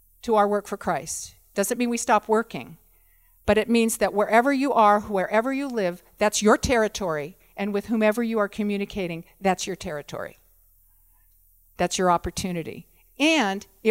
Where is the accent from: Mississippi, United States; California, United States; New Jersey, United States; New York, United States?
California, United States; moved away; I'm from California